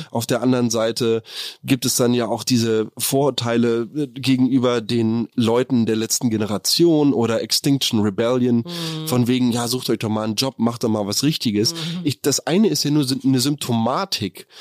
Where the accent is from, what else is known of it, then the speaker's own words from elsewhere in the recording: Germany; wir als Deutschland, als Deutsche